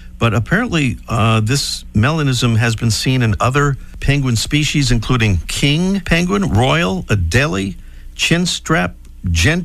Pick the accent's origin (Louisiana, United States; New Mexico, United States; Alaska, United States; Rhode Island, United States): Rhode Island, United States; Pawtucket; moved away; I'm originally from Pawtucket, Rhode Island